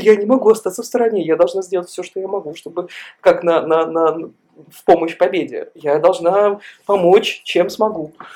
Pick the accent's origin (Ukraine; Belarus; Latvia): Belarus; moved away; мы, белорусы, живущие за рубежом